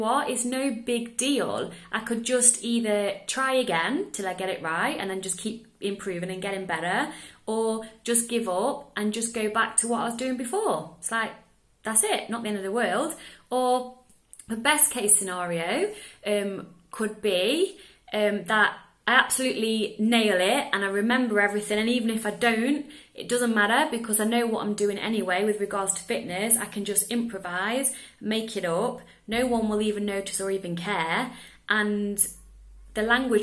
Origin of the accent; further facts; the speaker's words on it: England, United Kingdom; now in Netherlands; I live in the Netherlands, I'm English